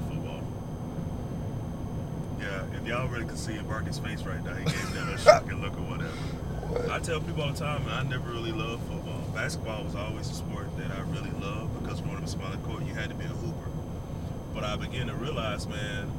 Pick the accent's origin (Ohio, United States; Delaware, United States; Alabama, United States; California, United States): Alabama, United States; Montgomery; the address of the housing project that I grew up in Montgomery